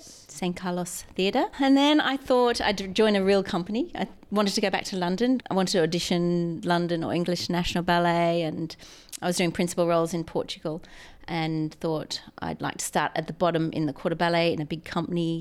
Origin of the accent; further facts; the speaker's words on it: Mackay, Queensland, Australia; I grew up in Mackay